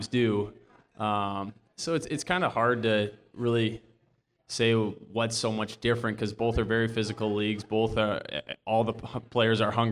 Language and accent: English; Saint Paul, Minnesota, United States; Although I grew up in Minnesota, I grew up a Badger Packer fan